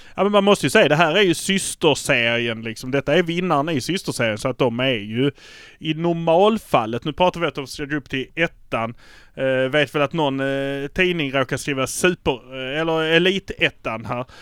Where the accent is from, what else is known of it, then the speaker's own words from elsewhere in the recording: Malmö, Skåne, Sweden; vi är från Malmö